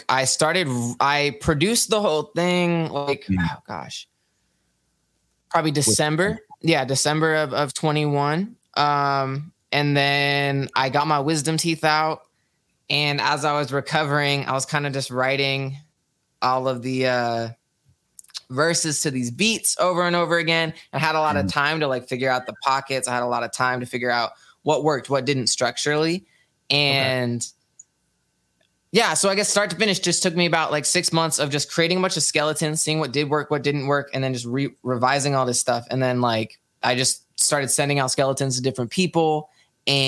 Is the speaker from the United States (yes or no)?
yes; Sacramento, California, United States; I am from Sacramento, California.